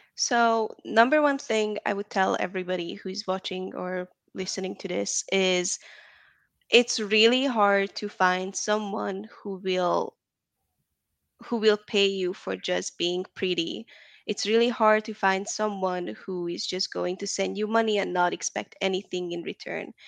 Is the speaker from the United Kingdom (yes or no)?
no; Hungary; also born or lived in Atlanta, Georgia, United States; now in Dallas, United States; I'm from Hungary, Eastern Europe